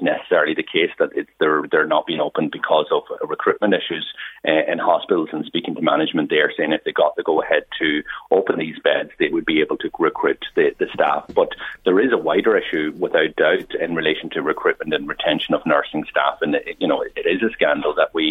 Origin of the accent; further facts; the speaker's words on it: West Donegal, Ulster, Ireland; I come from a border county. I come from West Donegal